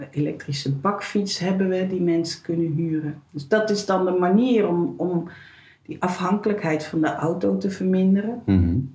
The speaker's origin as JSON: {"language": "Dutch", "town": "Rotterdam", "region": "South Holland", "country": "Netherlands", "tie": "born there", "also_born_or_lived": "Sliedrecht / Delft / Nijmegen / Enschede", "lives_now": "Zwolle, Netherlands", "said": "Ik ben zo'n eh, hedendaagse nomade, geboren in Rotterdam."}